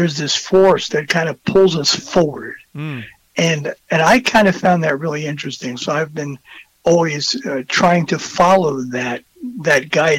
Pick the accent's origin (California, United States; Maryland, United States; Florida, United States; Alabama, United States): Florida, United States; born or raised there; also born or lived in New Jersey; now in Wisconsin, United States